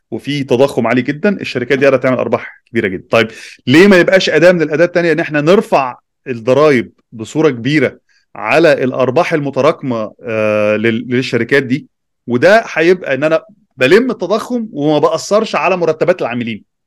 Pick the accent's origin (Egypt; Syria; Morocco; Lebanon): Egypt; عندنا في مصر